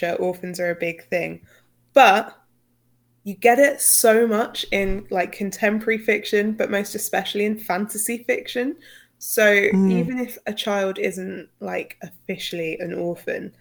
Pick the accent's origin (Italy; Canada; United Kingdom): United Kingdom; accent: British; in my British accent